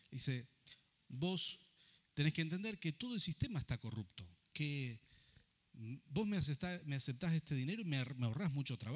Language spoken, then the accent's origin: Spanish; Rafaela, Santa Fe, Argentina; also born or lived in Buenos Aires; now in Mendoza, Argentina; Yo he vivido muchas pruebas cuando llegué a vivir a Buenos Aires y salí de Rafaela para ir a, vivir allí y comencé un pastorado a los 24 años